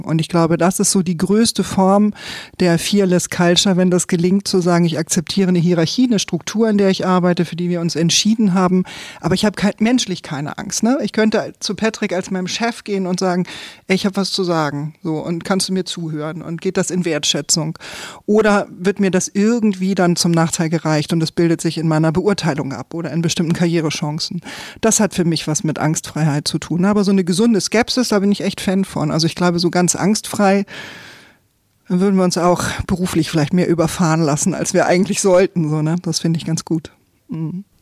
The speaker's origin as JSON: {"language": "German", "town": "Eckernförde", "region": "Schleswig-Holstein", "country": "Germany", "said": "Ich komme aus Eckernförde"}